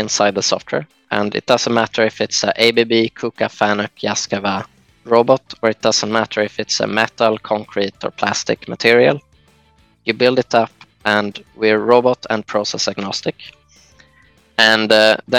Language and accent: English; Jönköping, Jönköping County, Sweden; I was born in Jönköping in Sweden, and quite a small place outside of this place